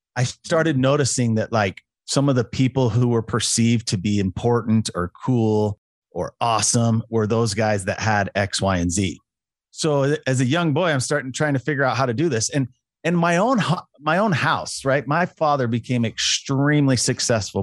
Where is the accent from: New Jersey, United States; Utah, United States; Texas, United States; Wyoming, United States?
Utah, United States; I'm a Utah boy, Utah native